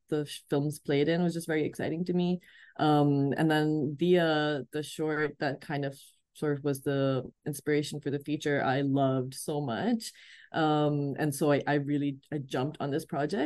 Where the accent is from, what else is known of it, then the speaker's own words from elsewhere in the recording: Rawalpindi, Punjab, Pakistan; moved away as an adult; also born or lived in Karachi; I grew up in the north side of Pakistan, born and raised in Rawalpindi, and I moved to Karachi in my 20s for work